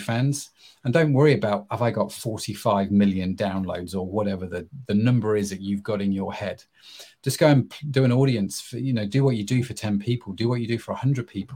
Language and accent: English; England, United Kingdom; I'm English